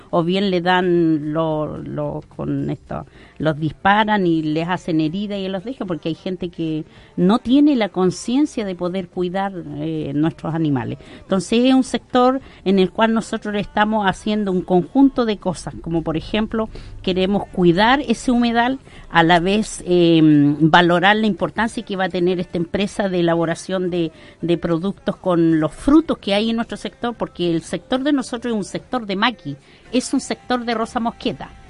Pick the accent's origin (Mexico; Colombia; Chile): Chile; Arauco, Biobío; Yo, como persona acá de nuestro sector, de la comuna Arauco, soy de Guillay pertenezco a una comunidad